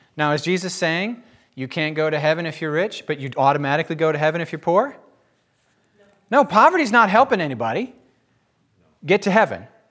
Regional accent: United States; I'm an American

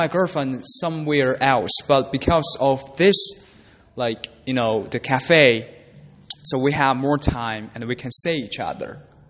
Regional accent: Beijing, China; English is a second language; moved away as an adult; now in Busan, South Korea; I'm from Beijing, right? So in my city, we don't have ocean.

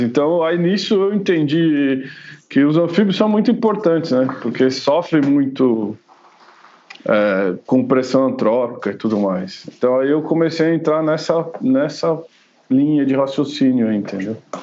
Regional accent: São Paulo, Brazil; moved away as an adult; now in Jundiaí, Brazil; quando eu era pequeno, eu morava em São Paulo mesmo, né? Eu vim morar aqui só quando eu casei

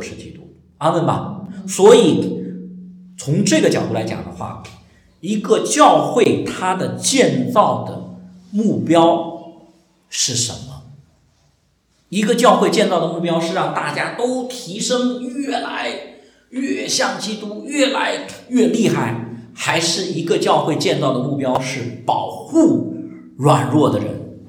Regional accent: China; 我们中国人

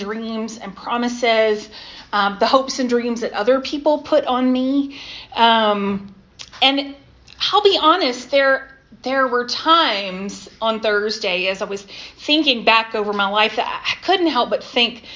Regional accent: Jacksonville, North Carolina, United States; I grew up in Jacksonville, just up the road from North Topsail Beach

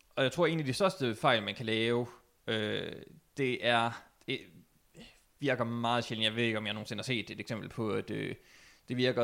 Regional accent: Denmark; mit øre som dansker er jo ikke helt tunet til engelsk

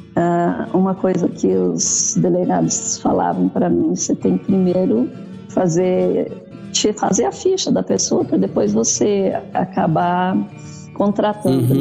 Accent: Salto do Jacuí, Rio Grande do Sul, Brazil; moved away as an adult; also born or lived in Mato Grosso; Eu sou gaúcha do Rio Grande do Sul, do Salto do Jacuí, próximo a Passo Fundo. Hum. Fui para o Mato Grosso com 19

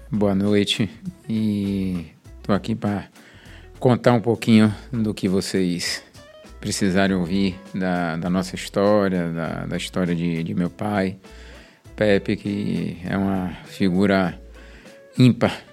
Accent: Salvador, Bahia, Brazil; Nasci na Roma Negra, no Hospital Espanhol. É, sou filho de espanhóis.

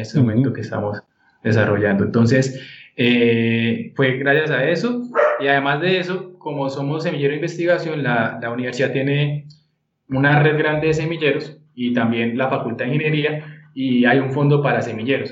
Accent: Bucaramanga, Santander, Colombia; moved away; soy de Bucaramanga.

